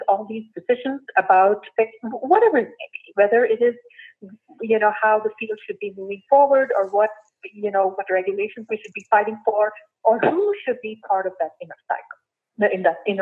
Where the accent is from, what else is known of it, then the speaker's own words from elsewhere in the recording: India; moved away as an adult; I was born and raised in India